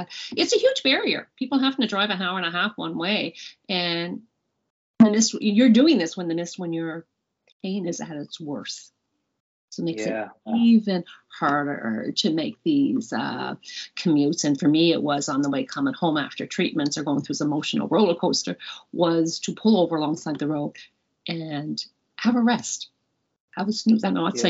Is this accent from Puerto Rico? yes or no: no; Nova Scotia, Canada; also born or lived in Newfoundland and Labrador, Canada; I am from Nova Scotia. I was born in Cape Breton and moved a lot in my youth between Nova Scotia and Newfoundland, actually a lot.